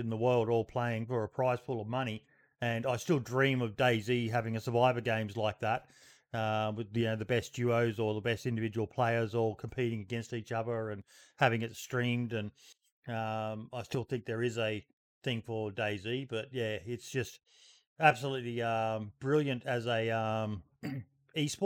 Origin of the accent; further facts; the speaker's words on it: Australia; Being Australian